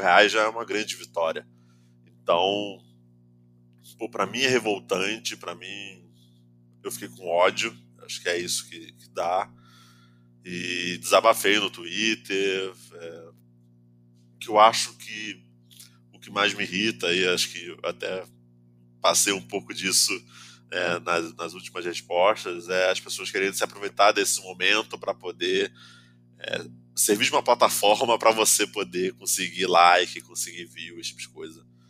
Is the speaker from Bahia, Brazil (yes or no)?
no; Nova Iguaçu, Rio de Janeiro, Brazil; da onde eu venho também, pô, venho de Nova Iguaçu